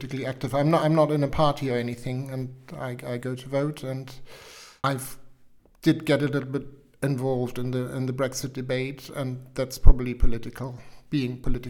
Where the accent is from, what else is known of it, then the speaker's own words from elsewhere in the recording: Hamburg, Germany; English is a second language; moved away as an adult; also born or lived in Wiltshire; now in United Kingdom; I was born in Hamburg and lived in Hamburg for 25 years